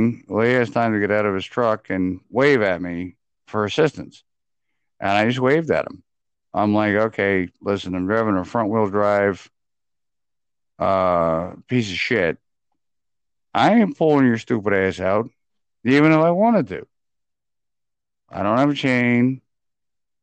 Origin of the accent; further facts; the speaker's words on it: Pennsylvania, United States; moved away; also born or lived in Texas; I was raised in Pennsylvania. I ain't from Texas